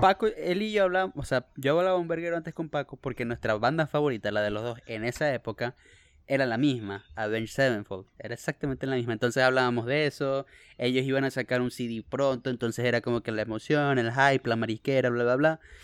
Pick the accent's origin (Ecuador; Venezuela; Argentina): Venezuela; moved away; also born or lived in Bakersfield, California, United States; Los, los cuatro somos venezolanos. No todos estamos en Venezuela.